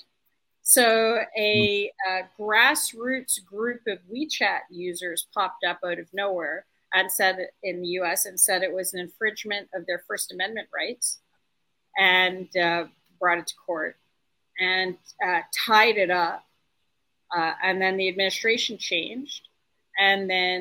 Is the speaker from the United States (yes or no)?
no; Canada; I'm Canadian